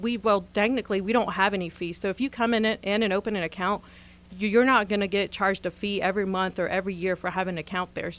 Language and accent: English; Asheville, North Carolina, United States; now in Henderson County, United States; I grew up in Asheville.